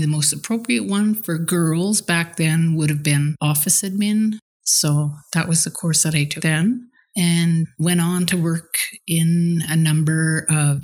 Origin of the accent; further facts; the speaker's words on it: Teslin, Yukon, Canada; also born or lived in Whitehorse; I was born here in Teslin.